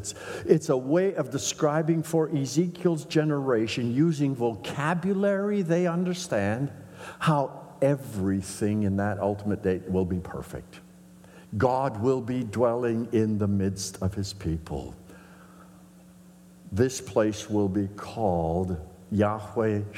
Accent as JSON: {"language": "English", "region": "northern Saskatchewan", "country": "Canada", "tie": "born or raised there", "said": "growing up in the Mennonite Brethren Church in northern Saskatchewan"}